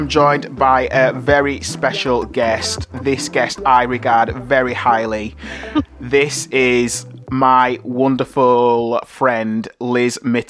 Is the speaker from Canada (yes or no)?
no; Bradford, Yorkshire and the Humber, United Kingdom; I'm from Bradford as well, so we're Bradfordians.